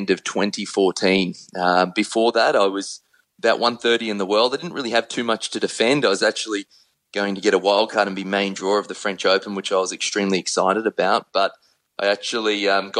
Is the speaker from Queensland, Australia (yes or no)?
yes; Brisbane, Queensland, Australia; in Queensland, which is where I'm from Brisbane